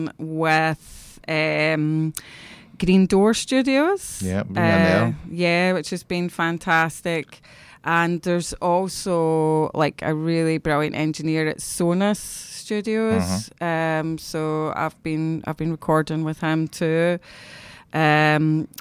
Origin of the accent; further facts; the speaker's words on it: East Kilbride, Scotland, United Kingdom; we're both from East Kilbride